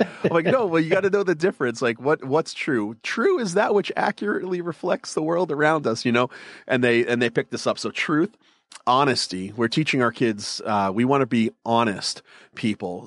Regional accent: Northeast, United States; I grew up in the Northeast, so we're culturally Catholic

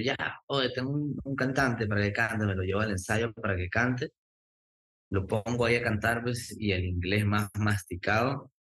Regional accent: Lima, Peru; now in Miami, United States; yo soy nacido en Lima, Perú, en el cercado de Lima, em, que es muy cerquita al Callao

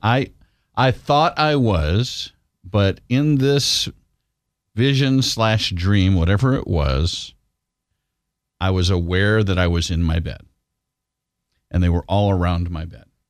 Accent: Washington, United States; this island I grew up on in Washington state

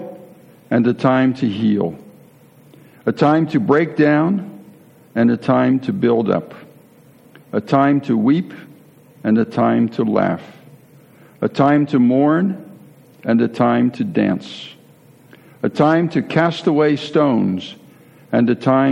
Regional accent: United States; moved away as an adult; also born or lived in Netherlands; the lone American in that group

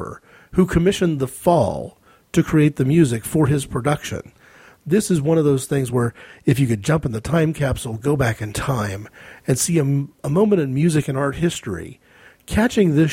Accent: United States; as an American

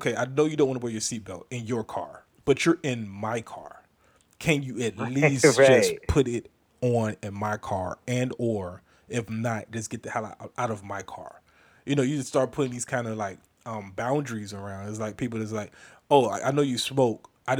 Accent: United States; born there; I live in this country, and I'm born American.

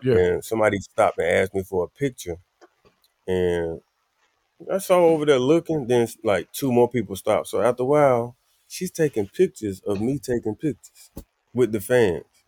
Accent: Wilson, North Carolina, United States; moved away; also born or lived in New York; Wilson, North Carolina is very chill. Everything is the mm. same. We eat the same food. And when I got to New York

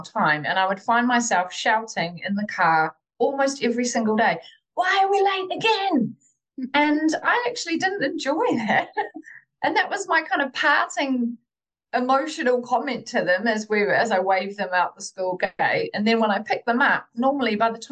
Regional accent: New Zealand; moved away as an adult; now in United Kingdom; I'm originally from New Zealand and I've been living here in the UK for 16 years. And I remember when I was growing up in New Zealand

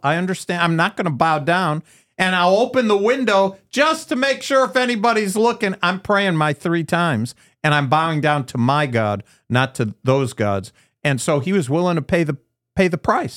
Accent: United States; I'm an American. I'm a Jewish American.

